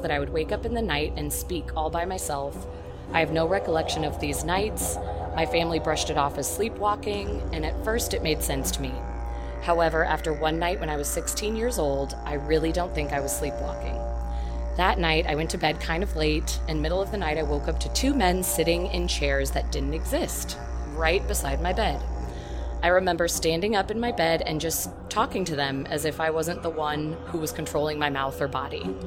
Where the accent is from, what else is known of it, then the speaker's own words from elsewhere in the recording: Turkey; I am 24 years old and I am a student. I am from Turkey